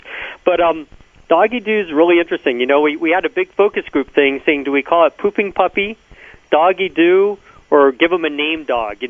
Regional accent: El Paso, Texas, United States; moved away; I grew up in El Paso, Texas

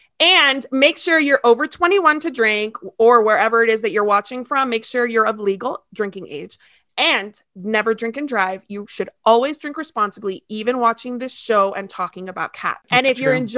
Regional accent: Ecuador; born there; I was born in Ecuador, actually.

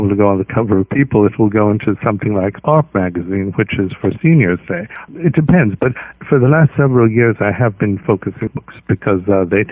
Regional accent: Santa Barbara, California, United States; I wasn't born in this country, but I grew up in Santa Barbara, 90 miles from Los Angeles

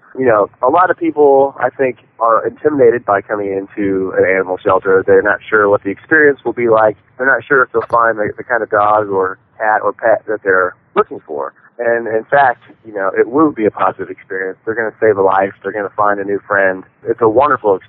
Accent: Decatur, Illinois, United States; I grew up in Decatur, Illinois, with a little dachshund called Duchess

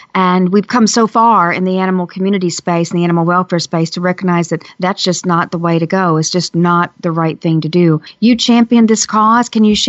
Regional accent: North Carolina, United States; in North Carolina, where you brought the gas chamber from up north down the East Coast to showcase it. And I know that your presence there helped to drive change in my home state.

